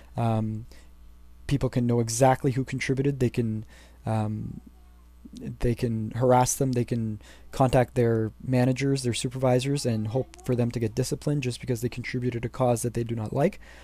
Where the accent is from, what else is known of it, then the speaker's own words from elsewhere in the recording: Canada; As a Canadian citizen